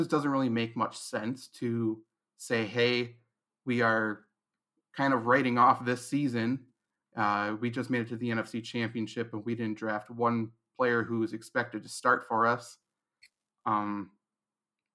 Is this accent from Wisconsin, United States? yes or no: yes; Wisconsin, United States; I'm in Wisconsin right now, born and raised over on the other side of the state from where you were born. I'm in Eau Claire